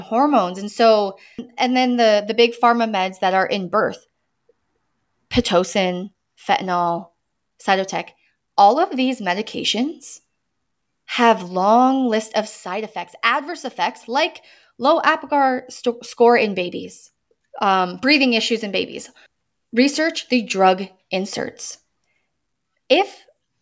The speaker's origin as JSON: {"language": "English", "country": "United States", "said": "I'm American"}